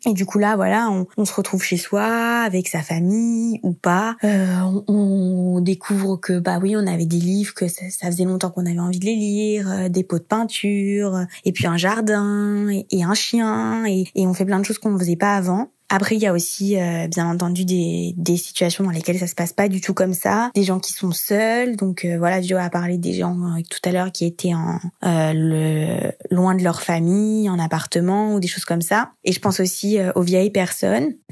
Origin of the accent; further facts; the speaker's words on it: France; j'étais partie de France en janvier, début janvier